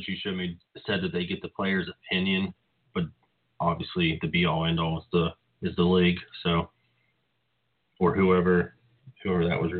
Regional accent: West Virginia, United States; now in Pittsburgh area, United States; I'm from West Virginia, and I have very close family friends that are in Maryland.

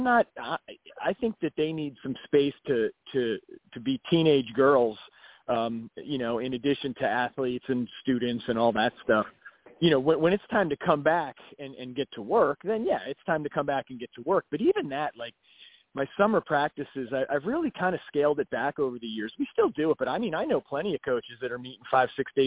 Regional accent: Asbury Park and Neptune, New Jersey, United States; where I grew up, it was Asbury Park and Neptune.

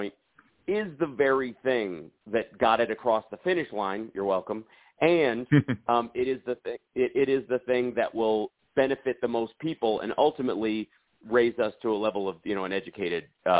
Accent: the South, United States; I come from the South

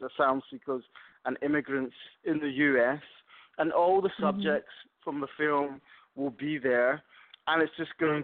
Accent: Scotland, United Kingdom; moved away; I'm from Scotland, so we used to go to France a lot as kids.

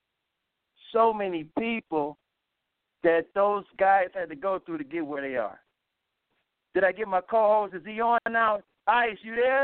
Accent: Ohio, United States; I'm from Ohio

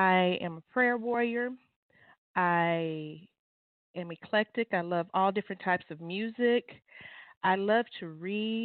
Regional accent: Irving, Texas, United States; I am from Irving, a little small black community called Bear Creek

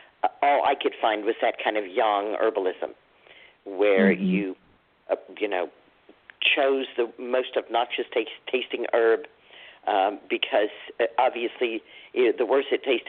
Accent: Dallas, Texas, United States; I grew up in Dallas, Texas, and not far from the Dallas Zoo.

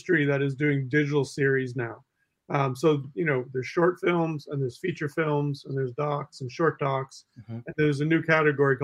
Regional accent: Ottawa, Ontario, Canada; now in Toronto, Canada; I grew up in Ottawa. I live in Toronto now, but I grew up in Ottawa

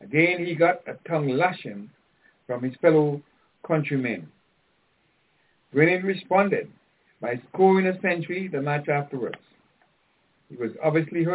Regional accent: Antigua & Barbuda; I grew up with Tim in Antigua

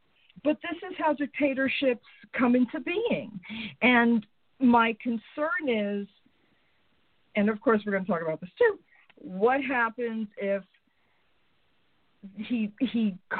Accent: New York, United States; moved away; Because we're American Italians. I'm half Italian, half Jewish, and from New York.

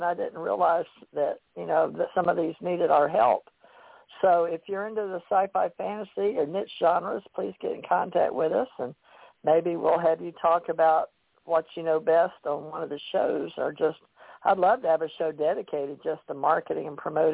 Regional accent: Louisiana, United States; I'm from Louisiana

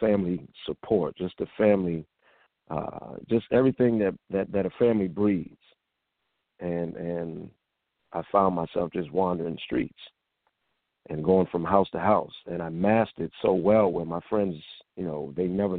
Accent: Springfield, Massachusetts, United States; moved away as an adult; now in Atlanta, United States; I hail from Springfield, Massachusetts, which is the birthplace of the famed game basketball

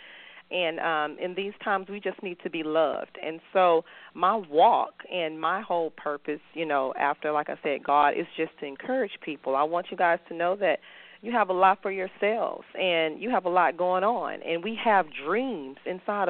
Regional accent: Houston, Texas, United States; I am from Houston, Texas

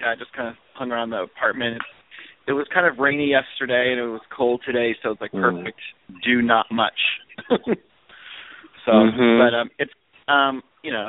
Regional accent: Erie, Pennsylvania, United States; also born or lived in Ohio / Indiana; I'm from Pennsylvania. I am in Erie. Lived here. I was born here, lived here most of my life

